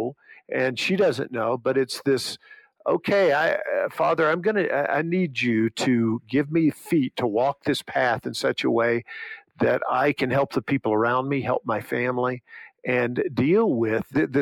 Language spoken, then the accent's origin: English; Monroeville, United States; moved away; when I was at my hometown in Monroeville